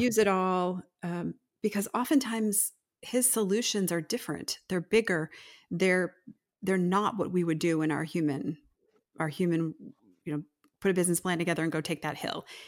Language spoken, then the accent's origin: English; United States; as modern American Christians